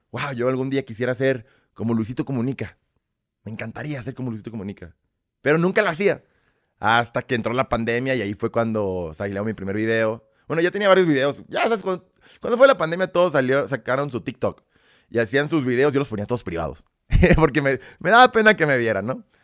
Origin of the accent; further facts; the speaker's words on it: Belarus; born there; Es que soy nacido en República de Bielorrusia.